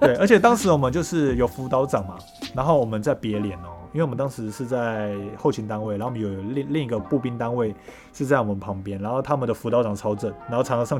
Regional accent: Taipei, Taiwan; 我从台北来到高雄，我是一个小菜兵

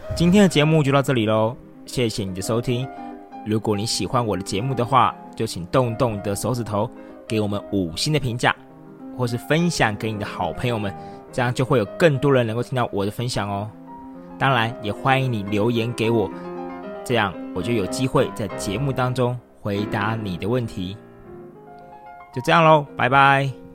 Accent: Taipei, Taiwan; also born or lived in London, United Kingdom; 我是土生土长的台北人

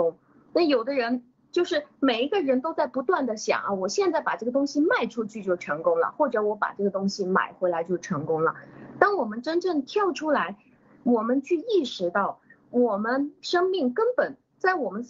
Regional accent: China; 我们中国人可能太看重这个成功，或者是太看看重这个得和失了。所以，嗯，那但是我们中国人是对这个得与失最没有感觉的

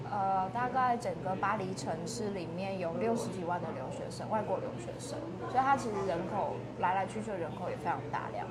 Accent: Kaohsiung, Taiwan; moved away as an adult; now in Taipei, Taiwan; 虽然我小时候在台北住，然后但是后来我觉得到北的地方就回到爸妈的家乡，住，然后但是后来我爸妈的家乡就是算是我半个家乡这样子

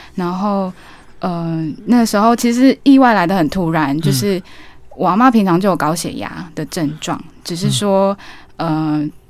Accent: Taiwan; also born or lived in Hualien, Taiwan / Chiayi, Taiwan / United Kingdom; 我是从小在花莲和嘉义长大的小孩，就是嗯。我的爸爸是花莲人，然后妈妈是嘉义人

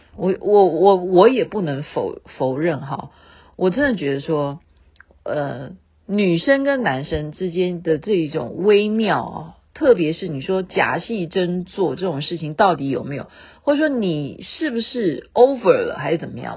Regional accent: Taiwan; 我们台湾这边

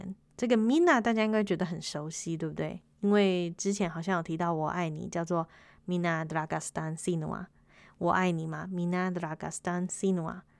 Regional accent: Taiwan; 我是台湾人，Olen 台湾尼莱嫩。

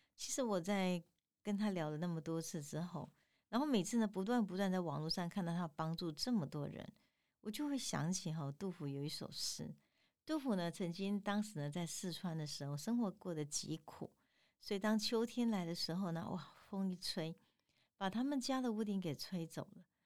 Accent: Tainan, Taiwan; 我们台南人

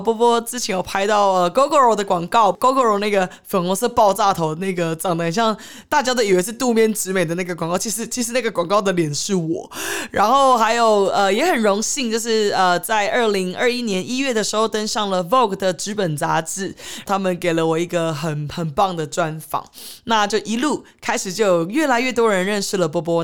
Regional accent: Taiwan; also born or lived in Los Angeles, United States; 我从小其实是在台湾长大的。那我呃，国中、高中的时候，就只是寒暑假会去呃美国游学，看奶奶

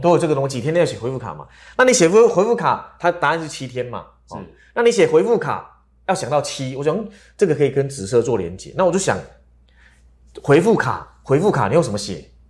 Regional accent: Taiwan; 我们台湾人

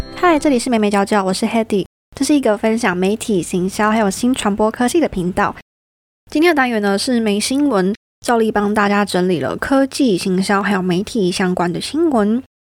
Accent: Taiwan; 我们台湾人

